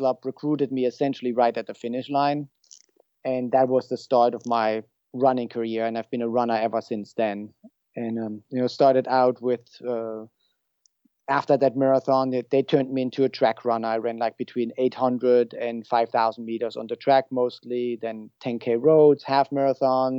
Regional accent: Germany; moved away as an adult; now in San Luis Obispo, United States; I'm originally from Germany and I moved here at age 29.

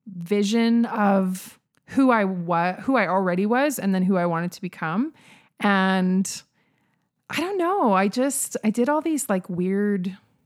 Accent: Saskatoon, Saskatchewan, Canada; now in Calgary, Canada; So I grew up in Saskatoon. I was actually born in Calgary, grew up in Saskatoon.

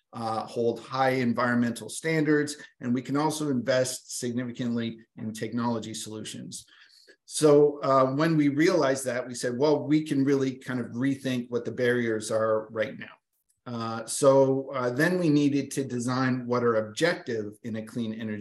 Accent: Atlantic Canada, Canada; I'm a slow talker because I'm from Atlantic Canada.

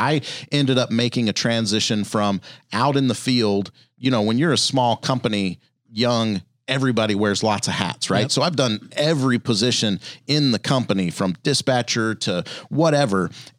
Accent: Louisiana, United States; I grew up in Louisiana and so spent a lot of time outdoors. We didn't have a ton of money.

